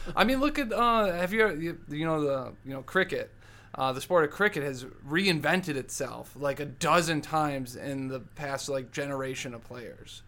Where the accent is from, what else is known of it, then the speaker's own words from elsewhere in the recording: Dearborn, Michigan, United States; moved away; I grew up in Dearborn